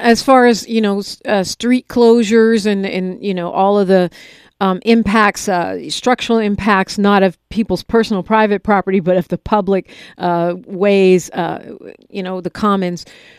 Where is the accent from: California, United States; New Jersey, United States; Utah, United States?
California, United States; the Bay Area; now in Los Angeles, United States; I'm from the Bay, and I grew up with the rain, but not rain like this.